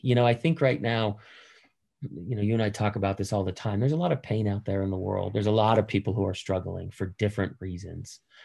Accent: Boston, Massachusetts, United States; I'm I'm from Boston

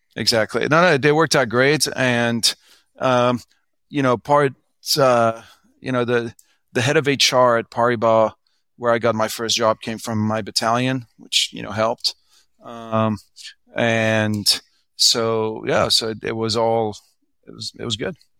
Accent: France; English is a second language; moved away as an adult; also born or lived in United States; now in Hong Kong; I was born in France. Both my parents are French.

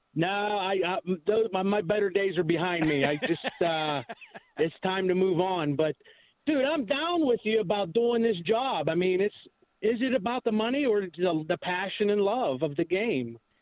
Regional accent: Pittsburgh, Pennsylvania, United States; I'm from the Pittsburgh area.

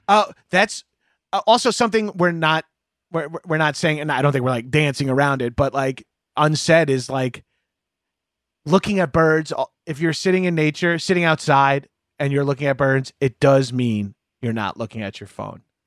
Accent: Long Island, New York, United States; growing up on Long Island

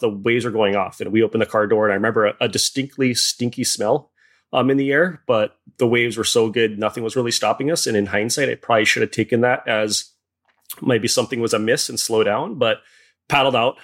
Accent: Hawaii, United States; I was born and raised in Hawaii

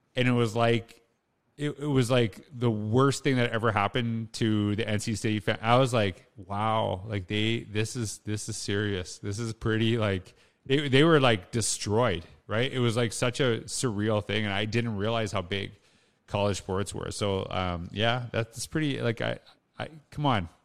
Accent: Humboldt, Saskatchewan, Canada; I grew up in Humboldt, Saskatchewan.

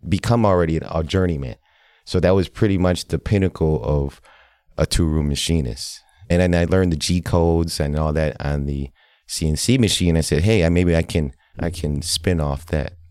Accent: Milwaukee, Wisconsin, United States; also born or lived in Laos; I was growing up in Milwaukee here on the South Side

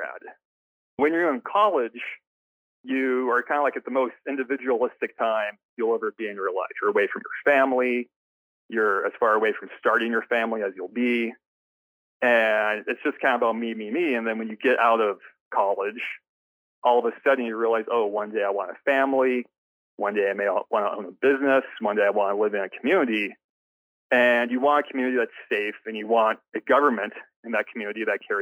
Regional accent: Oceanside, California, United States; I grew up in San Diego, in a town called Oceanside.

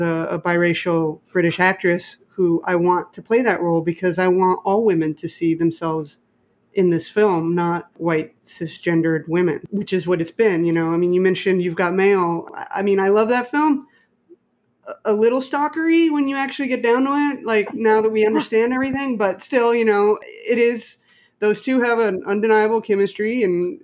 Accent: Mexico; moved away; I grew up in Mexico too. I didn't grow up here.

